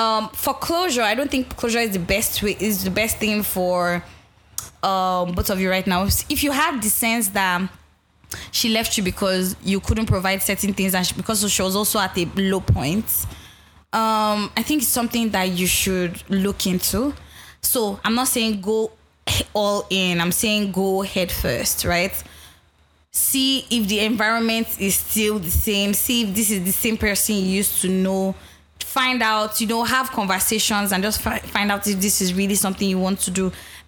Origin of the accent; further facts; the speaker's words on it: Ghana; now in London, United Kingdom; I'm a Ghanaian that was introduced to this podcast by my Nigerian roommates here in London.